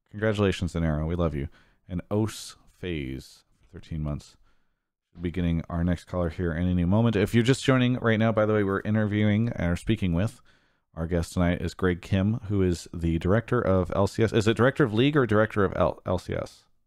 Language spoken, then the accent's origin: English; San Diego, California, United States; I'm from that area